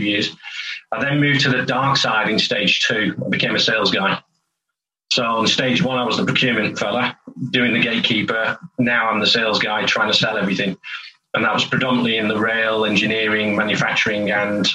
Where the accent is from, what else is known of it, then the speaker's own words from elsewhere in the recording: St Helens, North West England, United Kingdom; moved away as an adult; now in North East England, United Kingdom; I'm from St Helens originally, so I'm a Lancashire lad. When I was born, it was Lancashire.